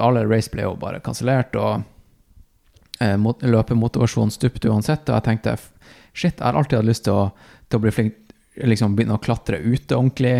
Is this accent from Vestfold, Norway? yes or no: no; Tromsø, Troms, Norway; moved away; also born or lived in Oslo; jeg er tilbake i Tromsø. Eh, min hjemby.